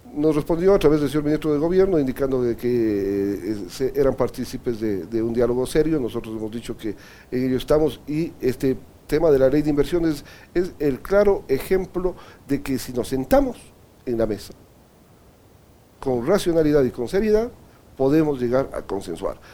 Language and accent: Spanish; Ecuador